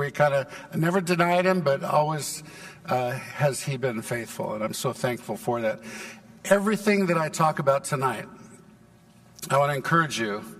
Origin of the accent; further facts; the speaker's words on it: Santa Barbara, California, United States; now in Texas, United States; I was born in Santa Barbara, California, and I never knew my dad, and my mom died when I was 5, left my 2 sisters and me